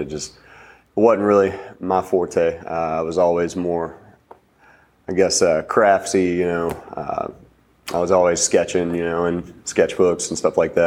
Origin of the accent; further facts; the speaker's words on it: Franklin County, Virginia, United States; also born or lived in North Carolina; I was born in North Carolina, lived down there for about 9 years of my early life. Moved to Virginia after my dad got a job offer up here. My mom, my dad, my sister, and I moved up here. Franklin County, so about half an hour south of where we are now here in Roanoke.